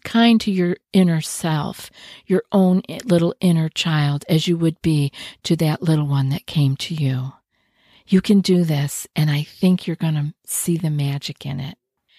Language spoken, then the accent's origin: English; New York, United States; I know when I first moved here, I was from New York.